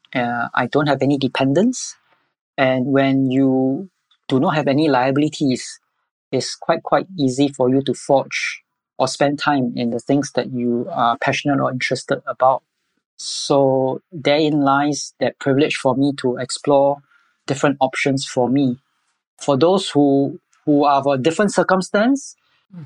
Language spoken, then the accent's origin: English; Singapore; I'm born and bred in Singapore all my life.